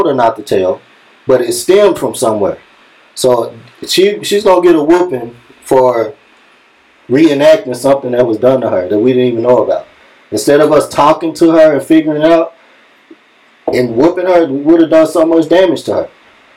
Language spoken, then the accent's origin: English; Dallas, Texas, United States; I'm from East Dallas